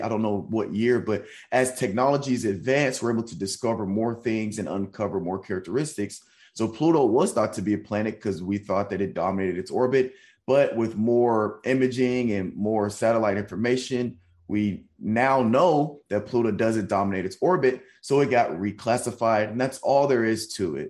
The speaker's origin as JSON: {"language": "English", "town": "Nashville", "region": "Tennessee", "country": "United States", "moved": "yes", "lives_now": "San Antonio, United States", "said": "I live in San Antonio and I'm from Nashville"}